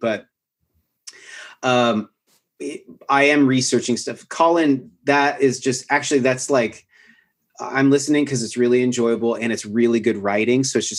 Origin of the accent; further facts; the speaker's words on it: Pacific Northwest, United States; now in Austin, United States; I grew up in the Pacific Northwest where I live most of my life. I really miss that landscape.